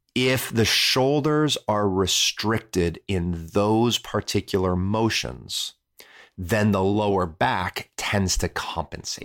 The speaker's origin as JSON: {"language": "English", "region": "Midwest", "country": "United States", "said": "I'm from the Midwest."}